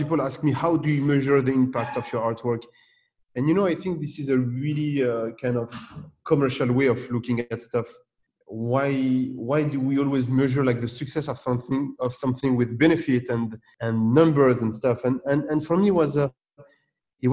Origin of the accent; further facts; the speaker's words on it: France; I'm born and raised in France, you know, from Tunisian parents